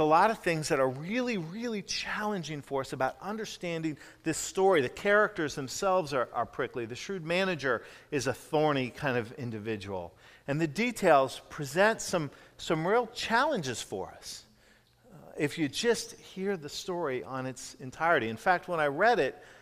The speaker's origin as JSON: {"language": "English", "town": "Jacksonville", "region": "Florida", "country": "United States", "tie": "born or raised there", "said": "When I was a kid growing up in Jacksonville, Florida"}